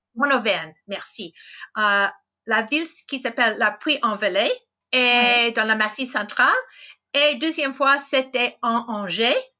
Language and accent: French; United States; French is a second language; also born or lived in France; Je suis américaine. Euh, j'habite dans l'État de Washington